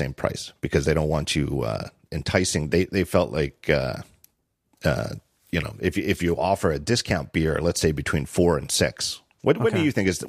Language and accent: English; Reading, Pennsylvania, United States; We had a weird restaurant growing up in Reading, Pennsylvania.